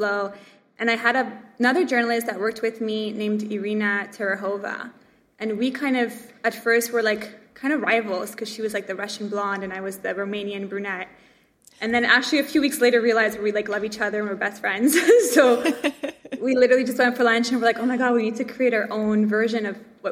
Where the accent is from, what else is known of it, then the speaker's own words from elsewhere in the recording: Montreal, Quebec, Canada; I grew up in Montreal